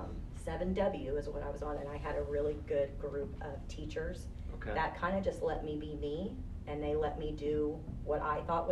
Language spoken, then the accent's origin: English; Decatur, United States; I grew up in Decatur. I still ask myself why I'm there, but we're still there